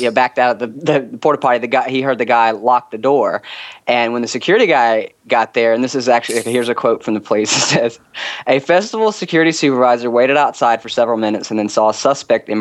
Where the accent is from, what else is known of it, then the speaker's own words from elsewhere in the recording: Pensacola, Florida, United States; moved away as an adult; now in Houston, United States; I actually moved from Pensacola, Florida a couple years back, so I am a Floridian by nature